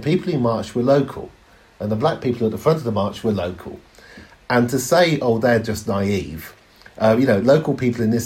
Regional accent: Oxford, South East England, United Kingdom; I'm in Oxford and I grew up in Oxford

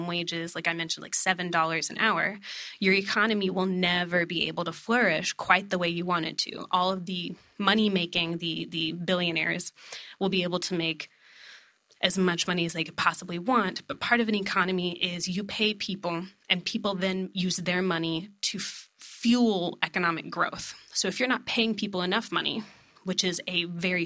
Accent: East Texas, United States; I'm from East Texas.

